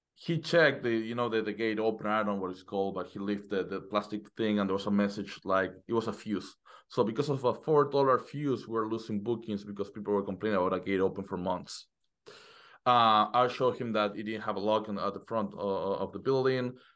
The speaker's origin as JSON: {"language": "English", "country": "Argentina", "moved": "as an adult", "lives_now": "United States", "said": "I was living in Argentina. Uh, I'm from Argentina. I just got into, to, to the U S in, in November."}